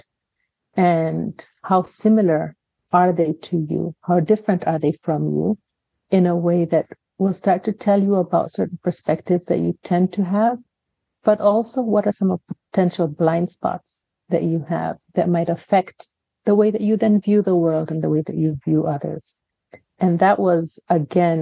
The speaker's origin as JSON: {"language": "English", "country": "Kenya", "tie": "born or raised there", "said": "I have a Kenyan father, I have an American mother, but I was raised in Kenya"}